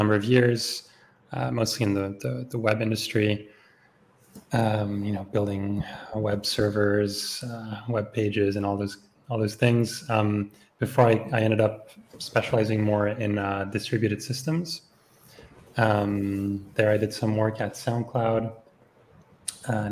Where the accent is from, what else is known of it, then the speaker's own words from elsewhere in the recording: Switzerland; moved away as an adult; also born or lived in Berlin, Germany; I grew up actually in Switzerland, so I did all of my my schooling here